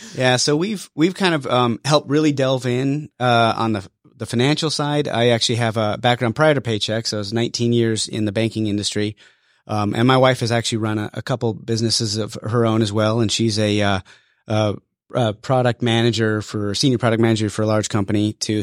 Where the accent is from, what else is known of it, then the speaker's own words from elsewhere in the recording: Wyoming, United States; moved away as an adult; now in Georgia, United States; I was born and raised in Wyoming